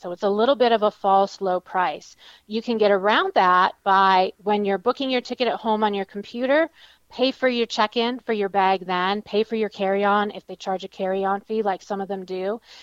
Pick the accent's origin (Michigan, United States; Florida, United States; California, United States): Michigan, United States; moved away; I'm from Michigan